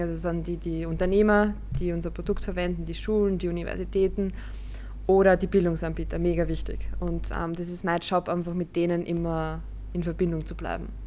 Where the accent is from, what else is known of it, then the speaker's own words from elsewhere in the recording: Vienna, Austria; bei uns in Wien oder in Österreich